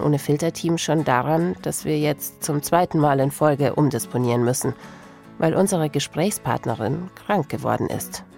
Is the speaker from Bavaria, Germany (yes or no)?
yes; Regensburg, Bavaria, Germany; ich bin in Regensburg aufgewachsen